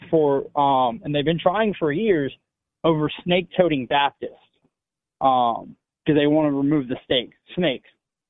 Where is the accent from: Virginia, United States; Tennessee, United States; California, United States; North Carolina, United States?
Virginia, United States; born there; now in Georgia, United States; My parents are from here. I was born in Virginia. I moved back and forth.